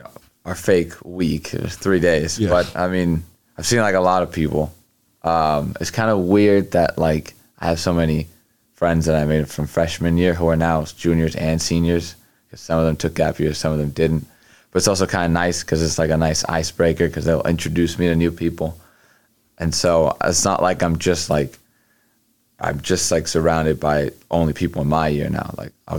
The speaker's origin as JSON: {"language": "English", "country": "Egypt", "also_born_or_lived": "Houston, United States", "said": "Well, where I'm from is Egypt. I was born in Houston, Texas. But lately I've been living in Egypt for like the past 3 years."}